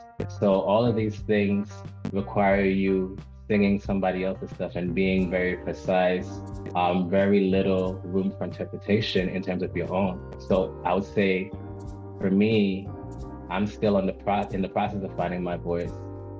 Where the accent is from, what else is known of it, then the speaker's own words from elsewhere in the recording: Antigua & Barbuda; also born or lived in Guyana / New York, United States; I was born in New York. I am a West Indian. My mom is from Antigua. My dad is from Guyana. I was raised in Antigua and Guyana as a child. So I'm very West Indian centered.